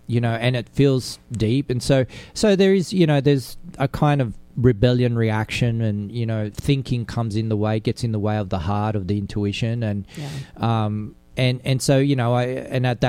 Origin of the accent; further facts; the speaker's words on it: Sydney, New South Wales, Australia; I was an Italian growing up in Australia with a different culture